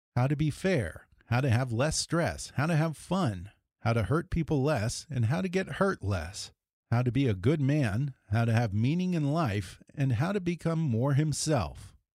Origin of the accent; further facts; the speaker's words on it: Texas, United States; I grew up around Texas around the same time as you